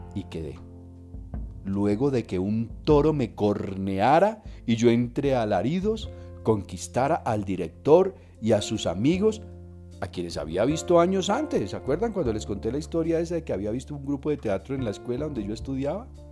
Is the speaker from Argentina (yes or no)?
no; Quimbaya, Quindío, Colombia; yo era el director del grupo del teatro del colegio. Durante cinco años, háganme el favor, semejante institución en Quimbaya